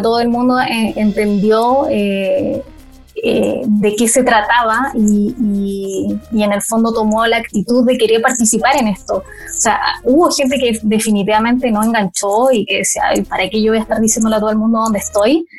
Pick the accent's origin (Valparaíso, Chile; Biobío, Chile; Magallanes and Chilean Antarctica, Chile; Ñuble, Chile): Magallanes and Chilean Antarctica, Chile; Puerto Natales; moved away as an adult; now in Santiago, Chile; soy de Puerto Natales, soy una sureña o patagona